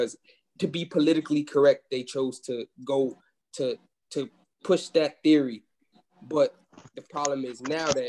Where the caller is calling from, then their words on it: Atlanta, Georgia, United States; I'm calling from Atlanta, Georgia